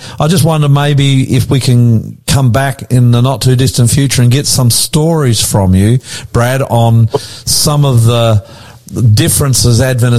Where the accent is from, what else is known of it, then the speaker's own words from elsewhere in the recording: Australia; because I'm an Aussie and this program goes around Australia.